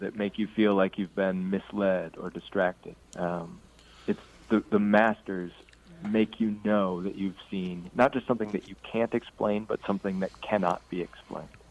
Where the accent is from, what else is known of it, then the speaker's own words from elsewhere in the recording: Ames, Iowa, United States; now in Iowa City, United States; I grew up in Ames, Iowa, and I live two hours east